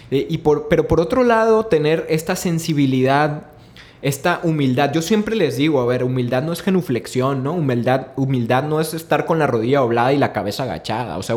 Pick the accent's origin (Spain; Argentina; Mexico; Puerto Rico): Mexico; Sinaloa